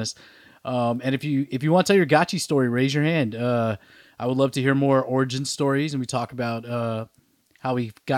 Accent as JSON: {"language": "English", "region": "New York", "country": "United States", "moved": "yes", "lives_now": "Nashville, United States", "said": "I'm from New York"}